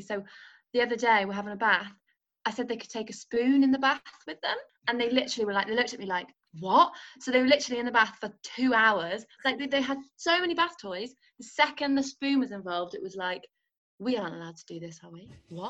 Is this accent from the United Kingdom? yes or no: yes; North Wales, United Kingdom; I was brought up in North Wales. My parents are from Liverpool